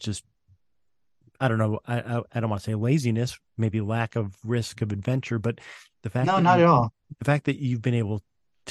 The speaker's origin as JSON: {"language": "English", "town": "Columbus", "region": "Ohio", "country": "United States", "said": "I'm from Columbus, Ohio"}